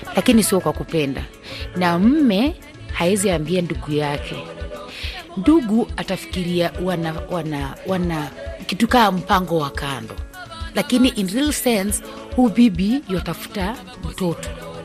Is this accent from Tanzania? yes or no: no; Bukusu, Western Kenya, Kenya; mimi natoka kwa Wabukusu